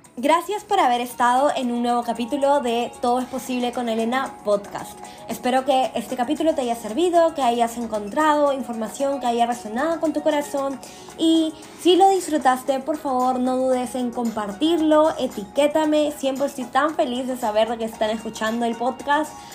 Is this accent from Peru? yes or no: yes; Lima, Peru; moved away; en mi ciudad natal, en Lima, Perú